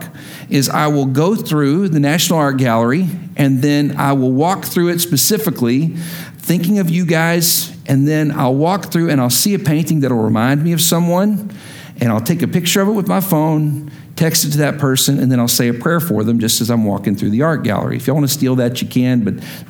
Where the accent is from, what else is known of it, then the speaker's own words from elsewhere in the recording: West Texas, United States; accent: West Texas long I; I'm from West Texas